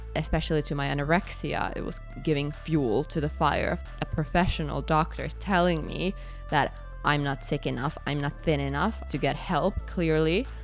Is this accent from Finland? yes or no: yes; Finland; moved away; also born or lived in Edinburgh; I'm from Finland